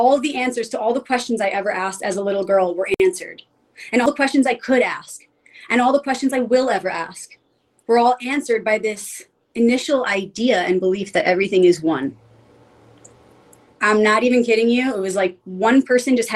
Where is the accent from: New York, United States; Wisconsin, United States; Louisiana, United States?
New York, United States; New York City; I grew up in pretty much the city, you know, in Queens